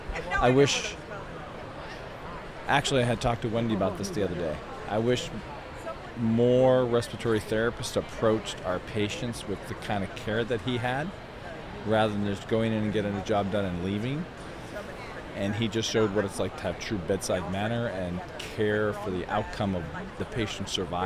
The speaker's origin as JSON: {"language": "English", "town": "Los Angeles", "region": "California", "country": "United States", "said": "Los Angeles, California."}